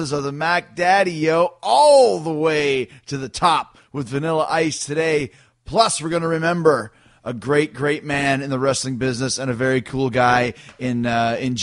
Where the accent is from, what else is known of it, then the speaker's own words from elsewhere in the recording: Winnipeg, Manitoba, Canada; growing up in Canada